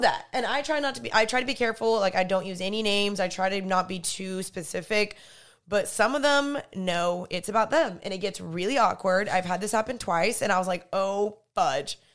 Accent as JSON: {"language": "English", "region": "the South", "country": "United States", "tie": "born or raised there", "said": "growing up in the South"}